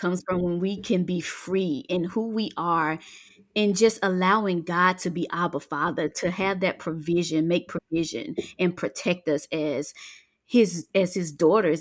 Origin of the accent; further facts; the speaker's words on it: Mississippi Delta, United States; moved away as an adult; now in Georgia, United States; I am originally from Mississippi, a Delta girl, born and raised in the country, and now I am a Georgia peach. I've been here for about seventeen years